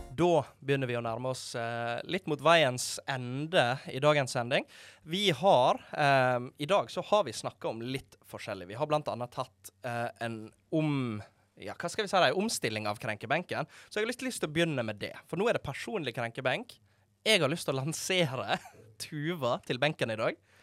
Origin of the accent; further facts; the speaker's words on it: Måløy, Vestland, Norway; moved away; hjemme i Måløyde